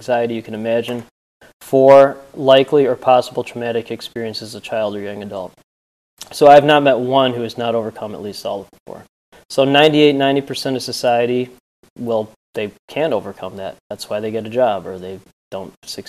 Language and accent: English; Northbrook, Illinois, United States; I grew up in Northbrook and live in Glenview.